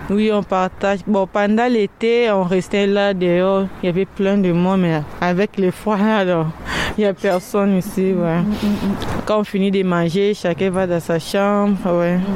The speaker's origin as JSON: {"language": "French", "country": "DR Congo", "also_born_or_lived": "Angola", "moved": "yes", "lives_now": "France", "said": "Je suis congolaise de la RDC, oui. mais j'ai vécu en Angola."}